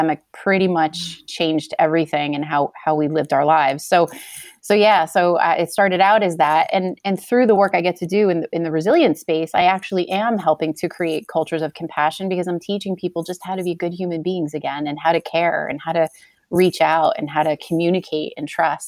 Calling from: New Jersey, United States; So I come to you from New Jersey in the United States.

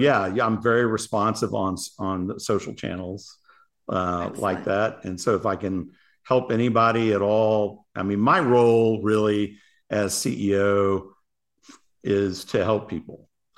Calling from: Paradise Valley, Arizona, United States; Paradise Valley, Arizona. It is hot.

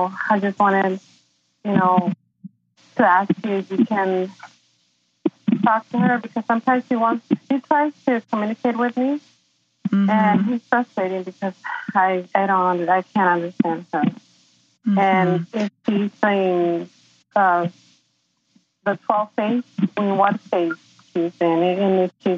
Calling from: San Diego, California, United States; I'm calling from San Diego, California.

